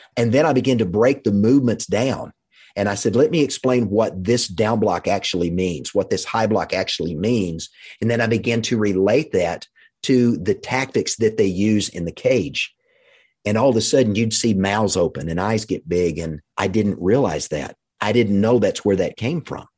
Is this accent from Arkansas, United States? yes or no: yes; Russellville, Arkansas, United States; also born or lived in Fort Smith, Arkansas; we moved from Fort Smith to Russellville, Arkansas